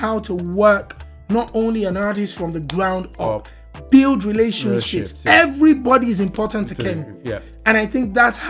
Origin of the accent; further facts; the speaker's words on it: Nigeria; as a Nigerian brother